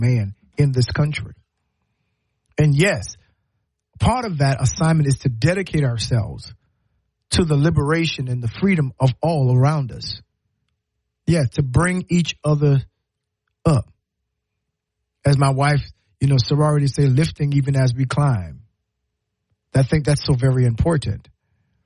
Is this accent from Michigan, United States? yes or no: no; Low Country, South Carolina, United States; now in Alabama, United States; I'm from the Low Country